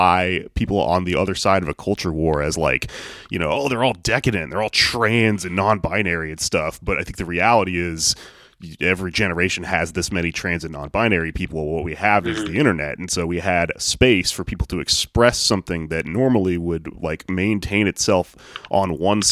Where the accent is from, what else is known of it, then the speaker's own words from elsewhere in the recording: the South, Texas, United States; I'm from the South